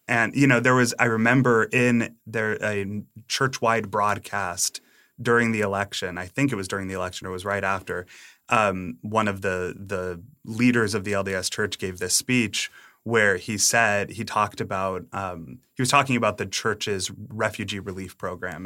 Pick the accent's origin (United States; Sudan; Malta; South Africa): United States; Massachusetts; also born or lived in Utah; I grew up in Massachusetts.